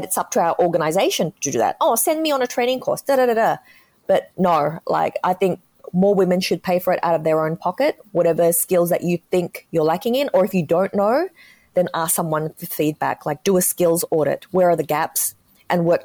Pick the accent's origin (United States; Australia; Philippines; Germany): Australia; accent: Australian; growing up in Australia in the 80s, it was really tough. I may sound Australian, but back then we were one of the first Chinese families on the ground.